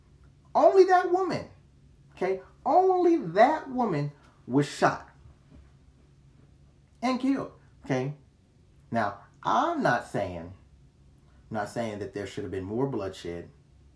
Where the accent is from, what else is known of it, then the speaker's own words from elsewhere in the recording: United States; I'm an American